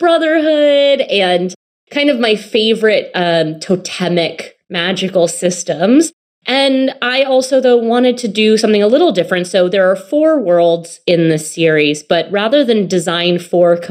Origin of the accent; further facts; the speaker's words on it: United States; an American by birth